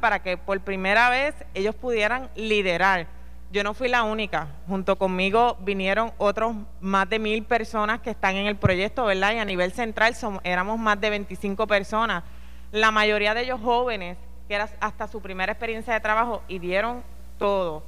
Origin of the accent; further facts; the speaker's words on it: Villalba, Puerto Rico; Yo soy de aquí de Villalba